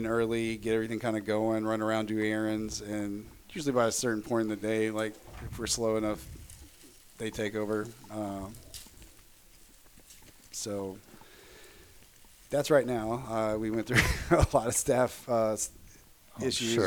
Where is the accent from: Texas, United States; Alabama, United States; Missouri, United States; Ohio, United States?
Texas, United States; Tyler; also born or lived in San Marcos, Texas; now in Austin, United States; I'm from East Texas originally